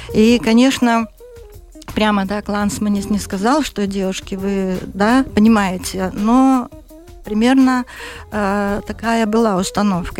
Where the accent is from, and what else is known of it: Vologda Oblast, Russia; born or raised there; also born or lived in Siberia; now in Latvia